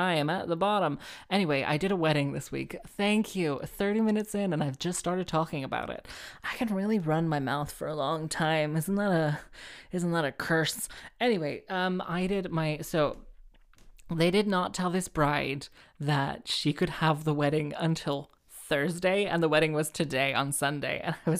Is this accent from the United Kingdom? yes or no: yes; Cardiff, Wales, United Kingdom; So like, I'm from Cardiff.